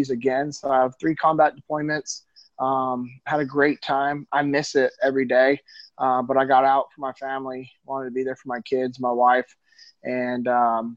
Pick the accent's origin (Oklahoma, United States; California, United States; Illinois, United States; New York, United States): California, United States; Sacramento; moved away as an adult; I'm originally from Sacramento, California. Yeah, I grew up in the same city that my dad grew up